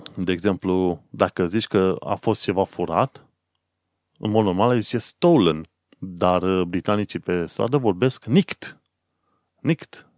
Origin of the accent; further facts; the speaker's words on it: Romania; now in London, United Kingdom; eu ca român oarecare venit aici